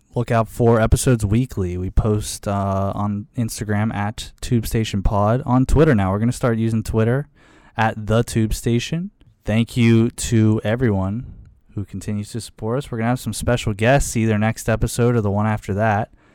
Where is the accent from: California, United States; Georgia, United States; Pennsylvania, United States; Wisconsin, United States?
Pennsylvania, United States; Pittsburgh; moved away as an adult; also born or lived in Michigan; when I'm first meeting them and I say I'm from Pittsburgh